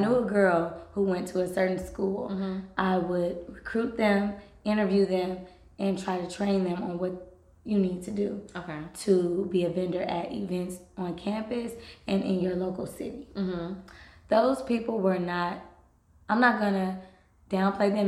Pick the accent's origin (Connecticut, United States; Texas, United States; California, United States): California, United States; Los Angeles; Los Angeles is my hometown